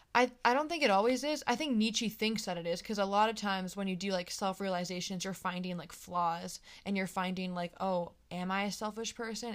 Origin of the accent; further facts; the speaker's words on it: East Coast, United States; I'm from the East Coast